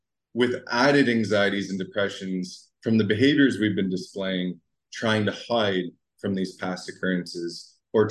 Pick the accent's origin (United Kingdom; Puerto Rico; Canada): Canada; Ottawa, Ontario; I come from Ottawa, Canada